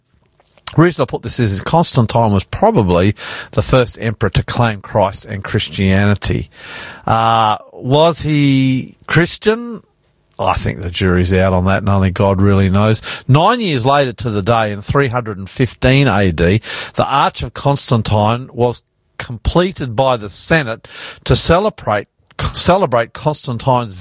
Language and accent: English; Australia; I'm the …, and we are coming to you live out of our studios in northwest Sydney